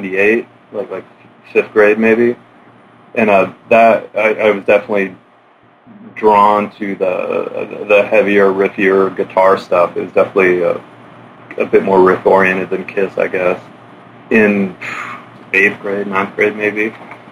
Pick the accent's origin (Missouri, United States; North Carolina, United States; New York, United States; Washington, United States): Washington, United States; Olympic Peninsula; also born or lived in Ouzinkie, Alaska; I grew up mostly on the Olympic Peninsula, which is a big peninsula to the west of Seattle and Puget Sound.